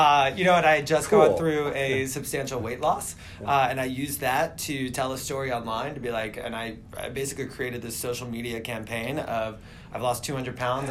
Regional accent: Southern United States, United States; now in New York, United States; I moved here from the South originally.

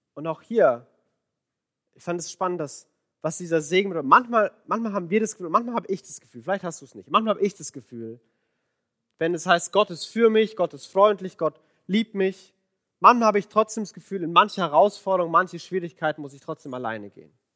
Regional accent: Franconia, Bavaria, Germany; accent: Franconian rolled R; moved away; ich bin Franke. Und das R, das rollt man so schön.

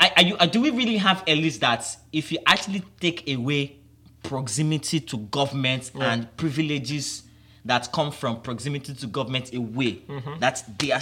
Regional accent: Nigeria; For me here in Nigeria

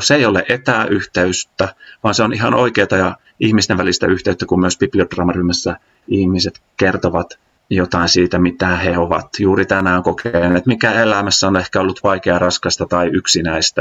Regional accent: Äänekoski, Central Finland, Finland; moved away as an adult; also born or lived in Jyväskylä; Mä oon Äänekoskelta kotoisin Keski-Suomesta

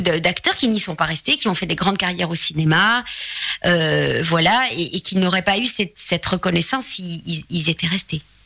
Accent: Charleroi, Wallonia, Belgium; accent: Belgian; moved away as an adult; now in Paris, France; je suis très attachée à mes origines. Euh, donc je suis née à Charleroi

